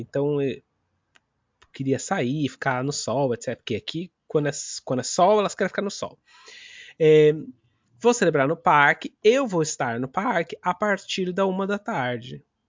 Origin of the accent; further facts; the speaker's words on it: São Paulo, Brazil; now in London, United Kingdom; quando eu falo que eu sou de São Paulo, eu não falo assim, ah, eu sou de São Paulo da Zona Norte. Não, eu sou de São Paulo